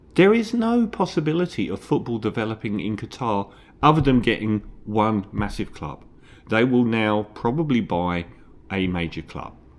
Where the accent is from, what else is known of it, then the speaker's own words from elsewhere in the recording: London, United Kingdom; I'm from East Ham